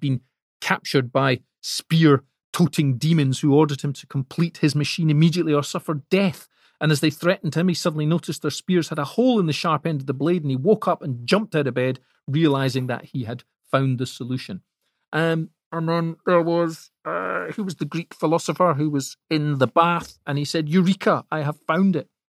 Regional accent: Scotland, United Kingdom; I'm Scottish

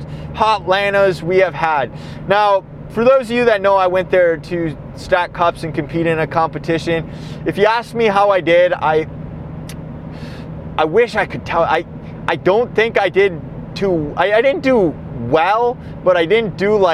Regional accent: Minnesota, United States; my state, my neck of the woods

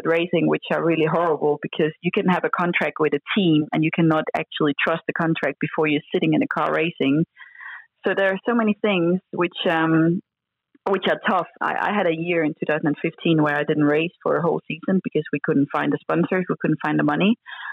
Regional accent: Denmark; I came from Denmark

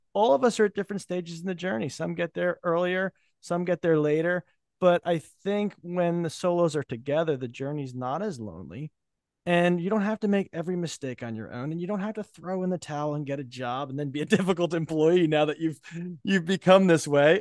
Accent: New Jersey, United States; I'm from Jersey

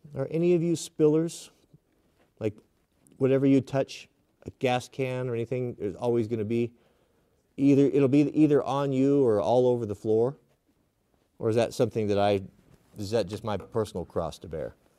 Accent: United States; I'm an American

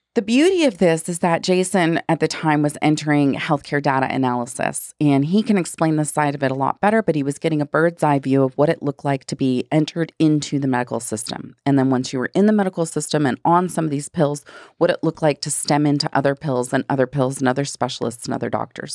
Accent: Florida, United States; also born or lived in Hawaii; now in Phoenix, United States; I grew up in Florida

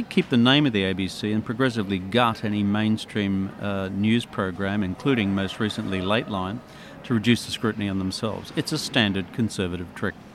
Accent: Dubbo, New South Wales, Australia; I was from Dubbo

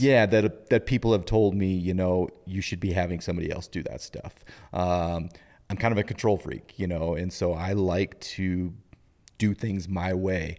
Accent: Butte, Montana, United States; also born or lived in Kellogg, Idaho; now in Helena, United States; I grew up in Butte

